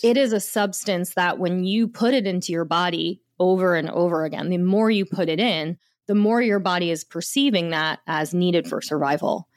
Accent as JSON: {"language": "English", "area": "the Jersey Shore", "region": "New Jersey", "country": "United States", "tie": "born or raised there", "said": "I grew up in the, at the shore in New Jersey"}